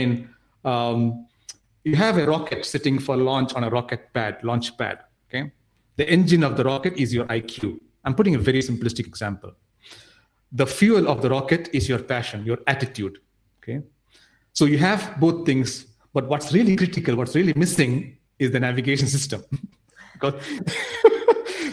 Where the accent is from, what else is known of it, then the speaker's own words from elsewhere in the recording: Nigeria; also born or lived in India; So I grew up in Nigeria. I didn't grow up in India